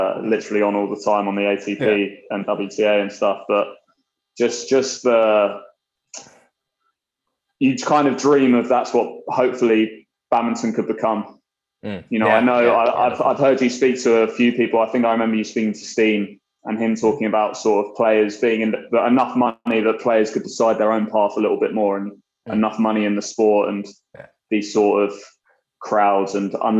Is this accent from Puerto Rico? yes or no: no; United Kingdom; being a Brit